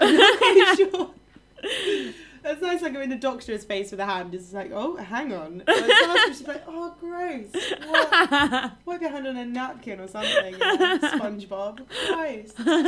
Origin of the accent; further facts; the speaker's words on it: England, United Kingdom; I'm an English, I don't even know.